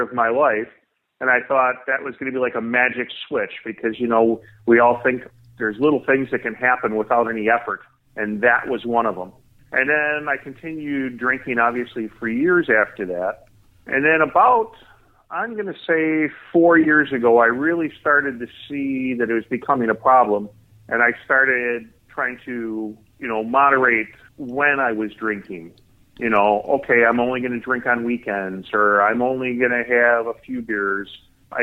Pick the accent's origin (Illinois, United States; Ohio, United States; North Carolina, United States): Illinois, United States; Chicago; I was born and raised in the Chicago area.